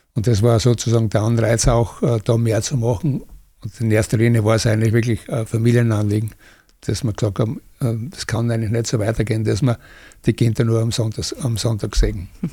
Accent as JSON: {"language": "German", "country": "Austria", "tie": "born or raised there", "said": "Ich bin 50 geboren, da war Österreich noch äh, durch die Besatzungsmächte besetzt"}